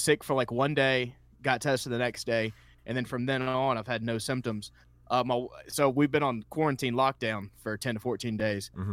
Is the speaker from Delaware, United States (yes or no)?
no; Columbus, Georgia, United States; moved away as an adult; I came down here in 2012. I'm originally from Columbus, Georgia